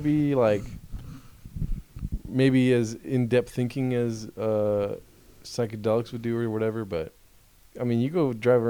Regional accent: Rancho Cucamonga, California, United States; also born or lived in Colton, California / Sherman Oaks, California / Glendale, California; now in Claremont, United States; I was born in Colton and then moved to Rancho at like 6 years old.

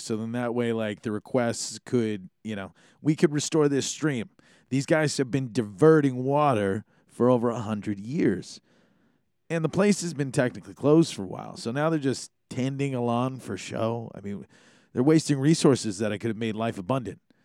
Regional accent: Hawaii, United States; Every day is a day to be noticed as Hawaiian

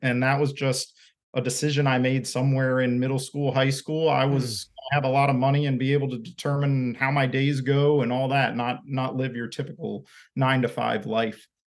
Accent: Maryland, United States; So I was raised in Maryland. My whole family's from Maryland, at least back a few generations

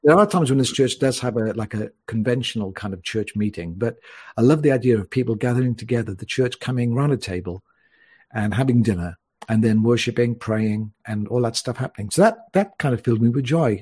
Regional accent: Wales, United Kingdom; also born or lived in Mallorca, Spain; now in Spain; I was born in Wales, so I am Welsh

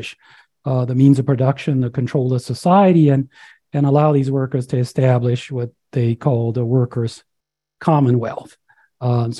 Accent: Louisiana, United States; now in Colorado, United States; I'm originally from Louisiana. I grew up on a farm down there

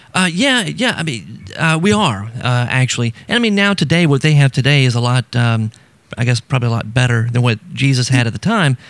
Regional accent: South Louisiana, United States; I grew up in South Louisiana

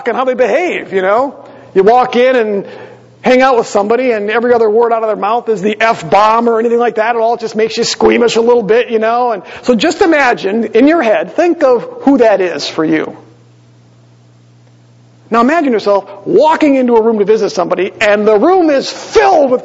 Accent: Green Bay, Wisconsin, United States; moved away; I grew up in Green Bay

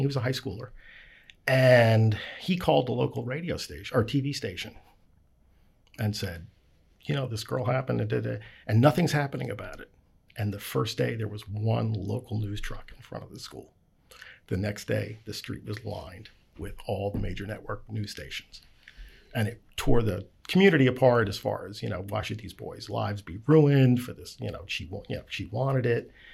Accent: Baltimore, Maryland, United States; I'm from Baltimore

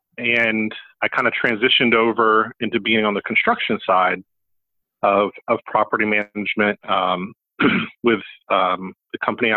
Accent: Pensacola, Florida, United States; also born or lived in Atlanta, Georgia / Tallahassee, Florida; now in Lakeland, United States; I was born in Atlanta. I kind of grew up in the North Gulf Coast. Went to high school in Pensacola and college in Tallahassee

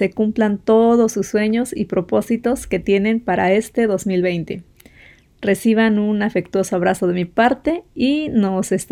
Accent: Mexico; de México.

